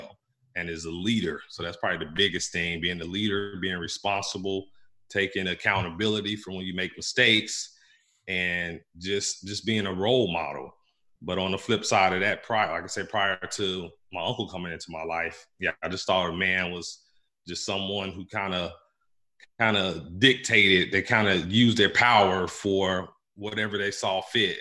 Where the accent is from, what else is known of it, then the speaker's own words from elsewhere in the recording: Gary, Indiana, United States; moved away as an adult; I grew up in Gary, Indiana, uh, in the 80s mm. and 90s